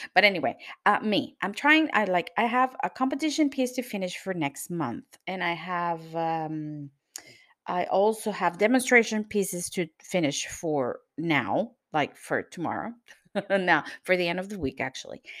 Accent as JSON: {"language": "English", "country": "Venezuela", "moved": "yes", "lives_now": "Lisbon, Portugal", "said": "I'm from Venezuela, but I live in Lisbon, Portugal"}